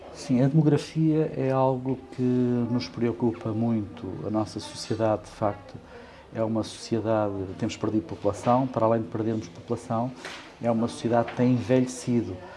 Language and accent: Portuguese; Bombarral, Leiria District, Portugal; also born or lived in Caldas da Rainha / Coimbra; nasci no Distrito de Leiria, nasci em Caldas da Rainha